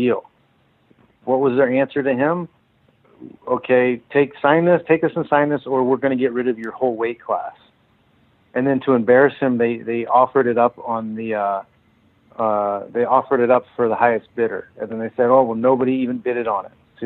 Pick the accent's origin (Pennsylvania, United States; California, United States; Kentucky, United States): California, United States; San Jose; Finish my career out in a strong way for a strong organization in my hometown